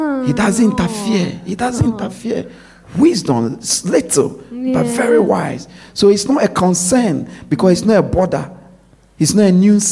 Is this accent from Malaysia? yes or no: no; Ghana; growing up in Ghana